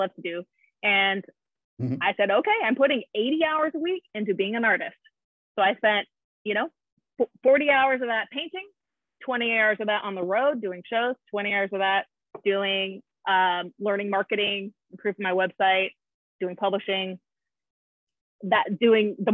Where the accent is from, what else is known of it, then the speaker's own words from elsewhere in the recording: Southern California, United States; moved away; I grew up in Southern California